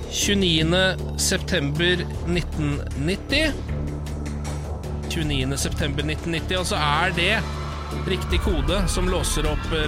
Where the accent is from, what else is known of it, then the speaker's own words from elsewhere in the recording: Skien, Telemark, Norway; Jeg er fra Skien.